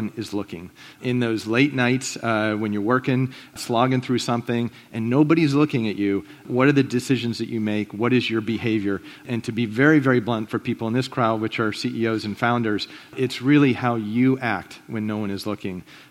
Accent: Pittsburgh, Pennsylvania, United States; I'm a Pittsburgh kid. I was born and raised in Pittsburgh.

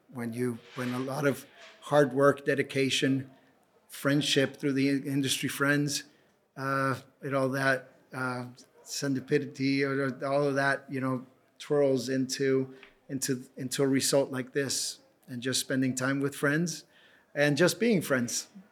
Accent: Tijuana, Baja California, Mexico; also born or lived in Edinburgh; born and raised in Tijuana

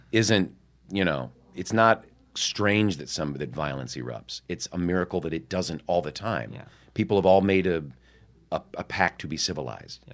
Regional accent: Midwest, United States; moved away as an adult; also born or lived in New York; I was from the Midwest

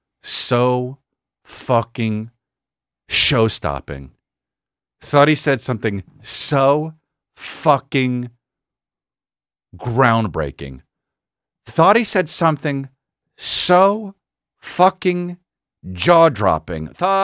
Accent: Texas, United States; I'm from Texas. Yeah, Longhorns, man.

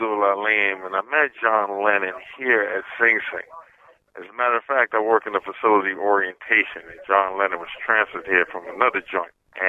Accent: New York City, New York, United States; I grew up in the Brownsville section of Brooklyn.

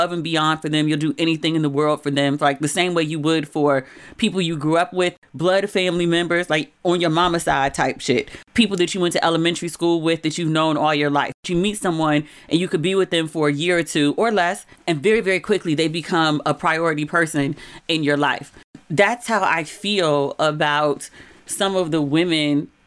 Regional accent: Maryland, United States; accent: Maryland; moved away as an adult; my Maryland accent

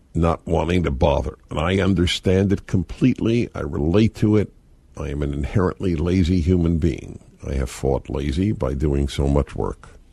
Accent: New York, United States; moved away as an adult; now in California, United States; When I came to California, it was it's like a dreamland for a, a boy growing up in New York

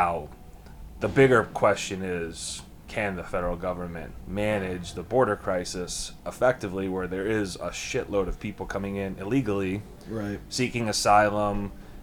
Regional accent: United States; as an American

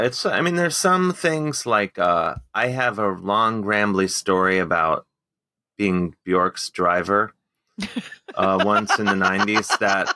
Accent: Cleveland, Ohio, United States; growing up in Cleveland

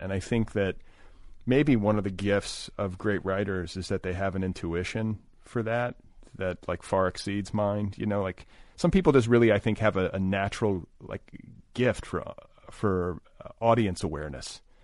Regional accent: Indiana, United States; I was raised in Indiana

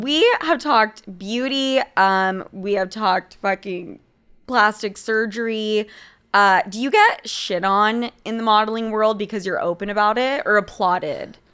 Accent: Utah, United States; I'm from fucking Utah.

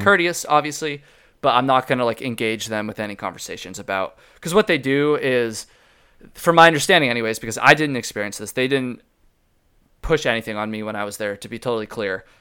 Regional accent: Vermont, United States; I'm from Vermont

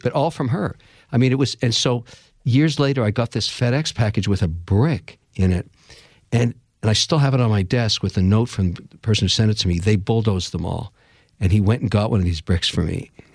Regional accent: Montreal, Quebec, Canada; I was born in Montreal, Canada, of, uh, Irish father, Lebanese mother

